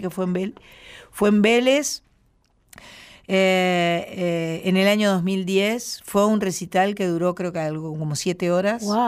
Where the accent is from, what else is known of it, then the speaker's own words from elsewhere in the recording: Uruguay; los uruguayos